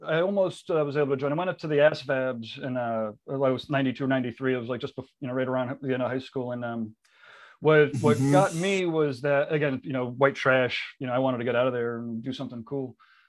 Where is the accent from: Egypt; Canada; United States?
United States; New Haven, Connecticut; I grew up outside of Connecticut, outside of, you know, New Haven, Connecticut.